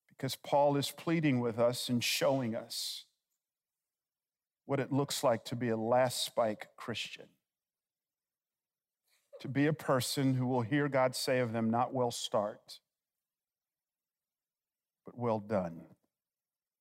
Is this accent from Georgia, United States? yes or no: yes; Atlanta, Georgia, United States; I grew up in a little town on the south side of Atlanta. Yeah, I'm from Georgia